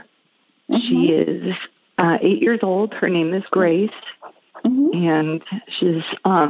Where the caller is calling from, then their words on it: San Diego, California, United States; I'm in San Diego.